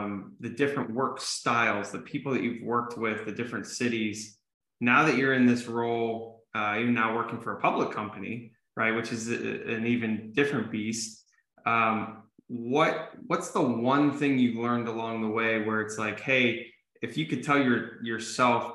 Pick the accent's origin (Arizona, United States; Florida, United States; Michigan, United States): Arizona, United States; back in my hometown